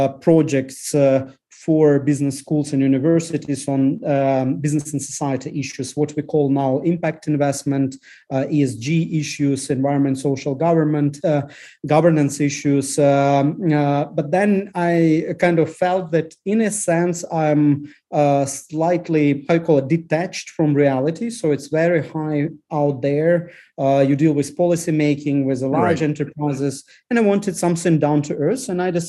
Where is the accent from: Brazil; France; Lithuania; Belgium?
Lithuania; English is a second language; because I grew up in Lithuania, when Soviet troops were actually a storm in Lithuanian TV station when Lithuania were breaking from Soviet Union.